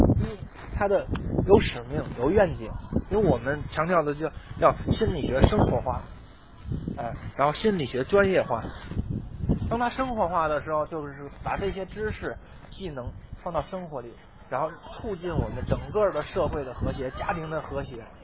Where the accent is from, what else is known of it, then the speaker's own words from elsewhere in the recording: China; 我们中国人